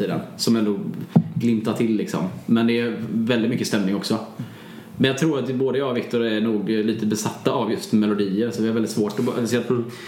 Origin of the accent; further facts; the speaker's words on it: Bua, Halland County, Sweden; Bua där jag är ifrån. Det är ju eh, en liten ort utanför Varberg